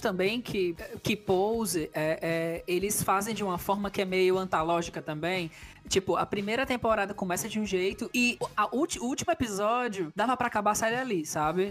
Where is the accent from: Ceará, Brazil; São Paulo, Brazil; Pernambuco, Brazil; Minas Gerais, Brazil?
Ceará, Brazil; Fortaleza; eu sou daqui do Nordeste do Brasil, sou de Fortaleza